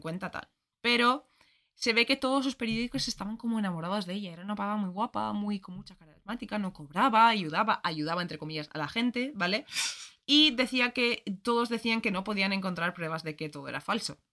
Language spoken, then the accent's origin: Spanish; Ireland; moved away; Yo soy irlandesa, todos los colegios en Irlanda son católicos